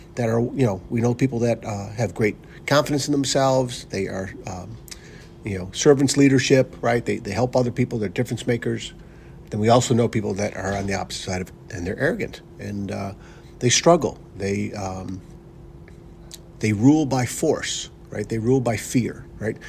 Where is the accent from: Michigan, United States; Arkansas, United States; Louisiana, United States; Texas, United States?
Michigan, United States; Northville; we grew up in Northville, Michigan together.